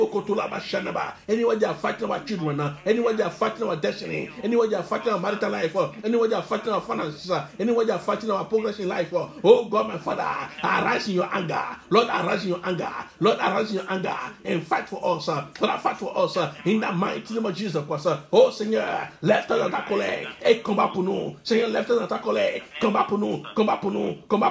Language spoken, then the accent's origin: English; Cotonou, Littoral, Benin; In the place I grew up in Cotonou, I was born in Cotonou.